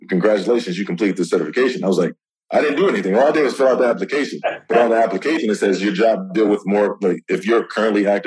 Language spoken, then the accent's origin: English; New York City, New York, United States; I'm from New York, New York City.